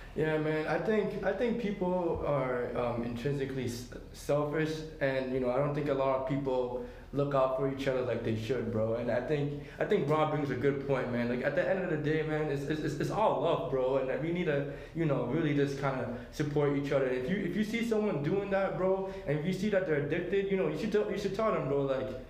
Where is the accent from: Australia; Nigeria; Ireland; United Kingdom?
Nigeria; being in pharmacy school and being Nigerian